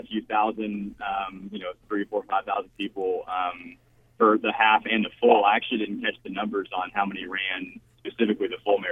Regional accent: Houston, Texas, United States; moved away as an adult; also born or lived in Waco, Texas; now in Little Rock, United States; We're actually Texans, though. I grew up in Houston

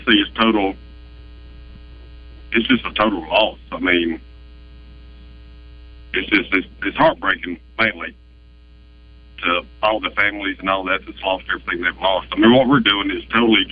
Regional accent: El Dorado, Arkansas, United States; I'm actually from South Arkansas

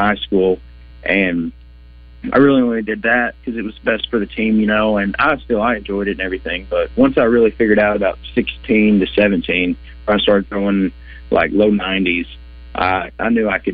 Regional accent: Batesville, Arkansas, United States; growing up in Batesville

